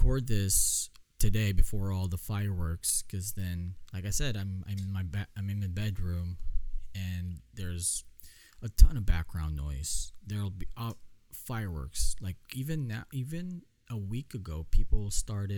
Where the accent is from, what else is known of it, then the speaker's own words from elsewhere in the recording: Philippines; I'm Filipino, obviously. It's in my blood.